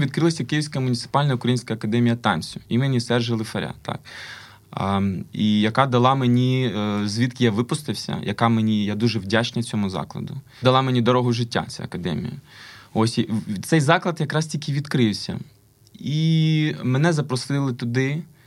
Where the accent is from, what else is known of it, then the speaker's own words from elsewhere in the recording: Kyiv, Ukraine; also born or lived in Lviv; Я киянин завжди мені е, Я зріс на Національній опері України.